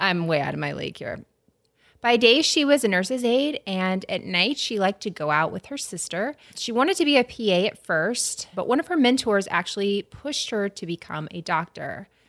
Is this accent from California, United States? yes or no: no; Tallahassee, Florida, United States; I'm from Tallahassee